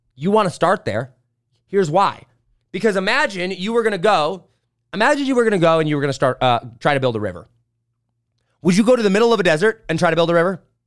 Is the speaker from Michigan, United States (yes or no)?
no; St. Joe, Indiana, United States; I grew up in St. Joe, Indiana.